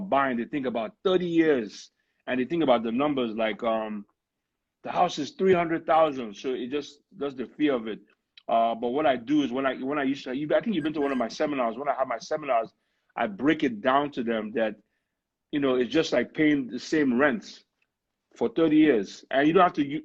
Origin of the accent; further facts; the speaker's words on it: Nigeria; now in United States; I'm originally from Nigeria